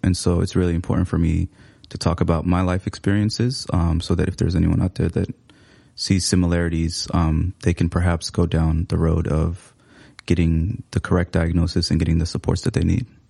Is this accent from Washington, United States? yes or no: yes; Seattle, Washington, United States; English is a second language; moved away as an adult; now in Minneapolis, United States; I came here in about 2017, but I, I grew up in Seattle